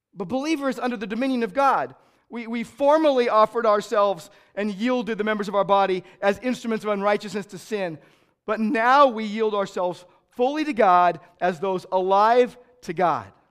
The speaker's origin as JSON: {"language": "English", "country": "United States", "said": "I'm an American"}